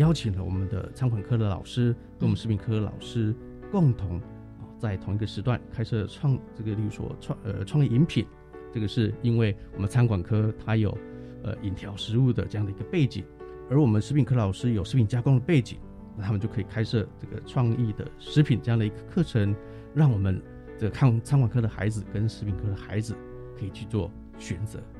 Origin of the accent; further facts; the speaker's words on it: Chiayi, Chiayi City, Taiwan; 到我们嘉义市的东市场，哦，这个是我们嘉义人的灶咖，去看看我们嘉义人的一个饮食的文化等等，还有我们这个呃像嘉义的特别的餐点